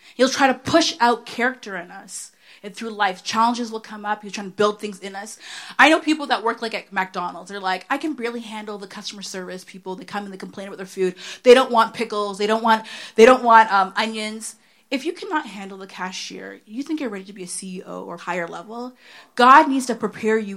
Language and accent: English; Oshawa, Ontario, Canada; I'm from Oshawa